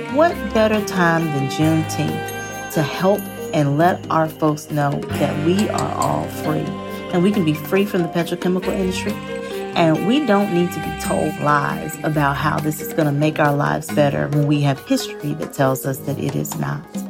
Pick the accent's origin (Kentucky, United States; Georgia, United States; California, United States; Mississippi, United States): Mississippi, United States; Greenville; my own hometown of Greenville, Mississippi. I was born and raised in the Mississippi Delta